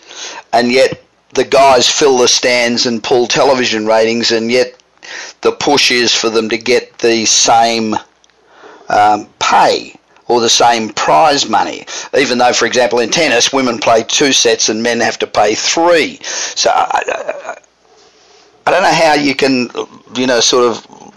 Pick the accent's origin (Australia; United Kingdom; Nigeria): Australia; accent: Australian; even with my Australian accent